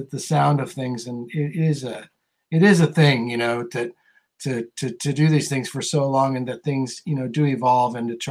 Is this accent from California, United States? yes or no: yes; California, United States; I'm definitely from California